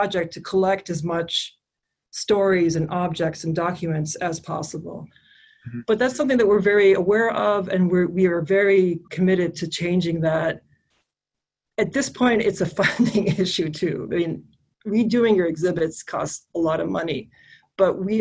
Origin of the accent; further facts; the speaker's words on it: Kuwait; moved away as an adult; also born or lived in Canada / East Coast, United States; now in Dearborn, United States; I was born in Canada, I grew up in Kuwait, I came to the US when I was 18 and lived here for 20 years